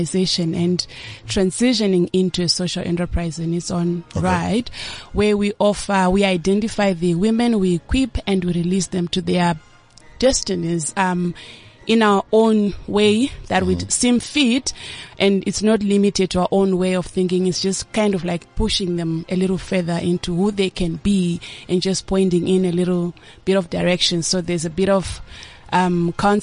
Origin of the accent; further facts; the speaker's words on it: Zimbabwe; moved away as an adult; now in South Africa; I'm originally from Zimbabwe, proudly Zimbabwean, but South Africa has become my second home